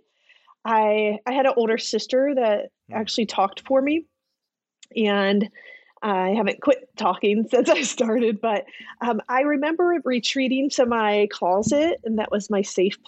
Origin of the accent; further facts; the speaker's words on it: Ohio, United States; I actually was born and raised in Ohio